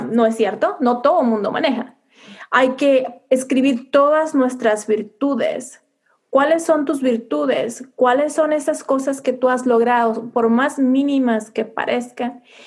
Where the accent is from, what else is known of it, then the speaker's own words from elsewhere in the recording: Mexico; first language Spanish; now in United States; siendo mujer latina viviendo en Estados Unidos, realmente me siento muy orgullosa de mis raíces, de mis costumbres, de mi gastronomía mexicana